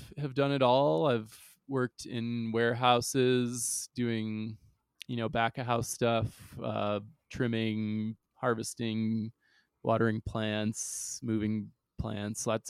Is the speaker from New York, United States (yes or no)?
yes; Long Island, New York, United States; also born or lived in St. Thomas, U.S. Virgin Islands; I like basically moved to upstate New York, but rather like Long Island